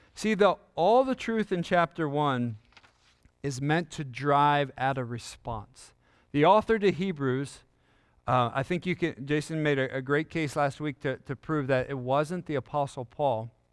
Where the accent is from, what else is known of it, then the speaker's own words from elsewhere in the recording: York, Pennsylvania, United States; I grew up in York, Pennsylvania